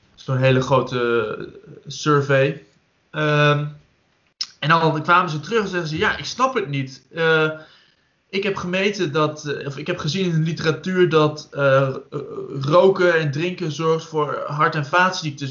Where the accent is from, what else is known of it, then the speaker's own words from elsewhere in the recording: Netherlands; Wij als Nederlanders